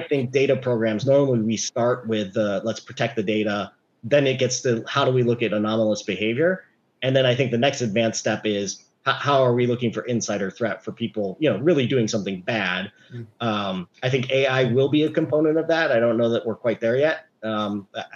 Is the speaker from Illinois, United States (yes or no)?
yes; Chicago, Illinois, United States; now in California, United States; I grew up in Chicago